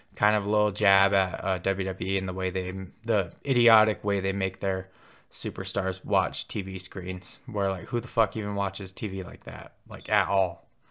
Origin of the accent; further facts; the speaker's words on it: Pine Ridge, South Dakota, United States; now in Billings, United States; I'm from, uh, Pine Ridge, South Dakota